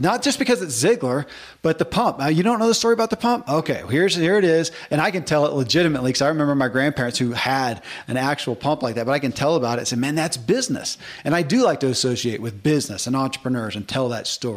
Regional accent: the South, United States; I grew up in the South, man, and half the guys at my school had a John Deere cap.

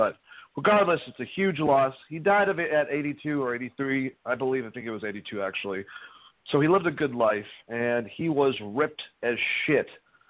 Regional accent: Boston, Massachusetts, United States; accent: Boston; since I'm from Boston, and don't you love it when I say Boston? I kind of just have that accent accidentally

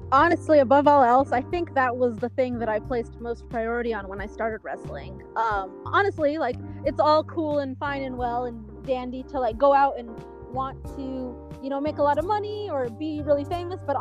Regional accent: New Mexico, United States; So I'm like, hey guys, in case you didn't know, I'm from New Mexico.

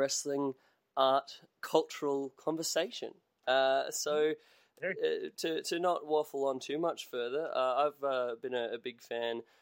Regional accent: Australia

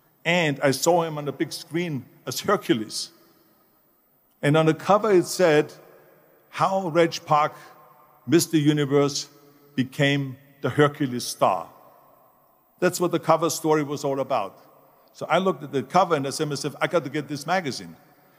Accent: Austria; moved away as an adult; I was born in 1947 in Austria after the Second World War. And I didn't really like Austria when I grew up. I couldn't wait to get out of there.

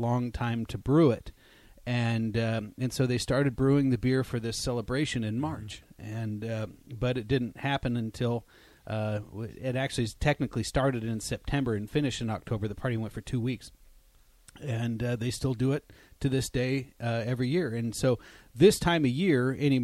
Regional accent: Nebraska, United States; growing up in Nebraska and being from Nebraska and being born in Nebraska. I've never left Nebraska

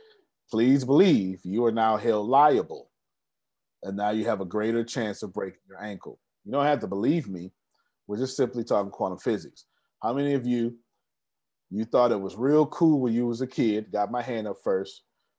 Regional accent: Texas, United States; I'm such a Texan.

